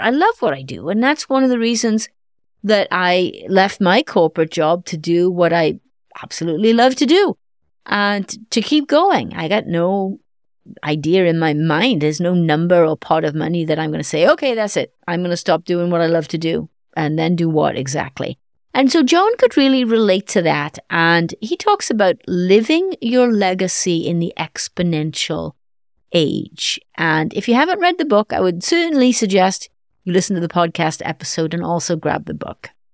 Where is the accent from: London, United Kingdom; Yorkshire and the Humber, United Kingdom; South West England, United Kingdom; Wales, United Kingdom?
Wales, United Kingdom; moved away; Wales, my home country